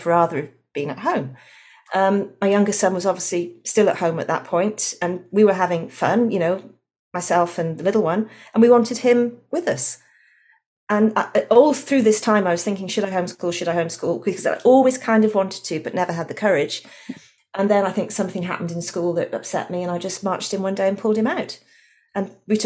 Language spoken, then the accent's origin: English; Wales, United Kingdom; also born or lived in London; now in Australia; I'm actually from Wales originally.